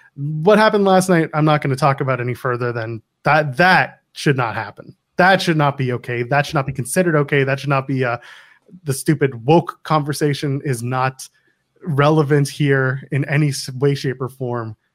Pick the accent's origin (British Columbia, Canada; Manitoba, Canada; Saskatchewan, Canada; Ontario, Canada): Ontario, Canada; I grew up in the Ontario Indies watching this guy